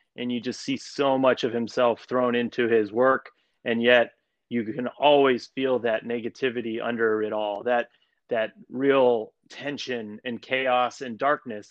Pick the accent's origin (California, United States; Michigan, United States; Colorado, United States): Colorado, United States; moved away as an adult; now in New York City, United States; I'm from Colorado. I grew up there